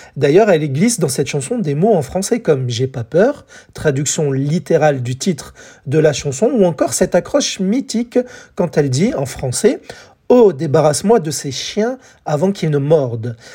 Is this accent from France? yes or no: yes; France; chez nous, en France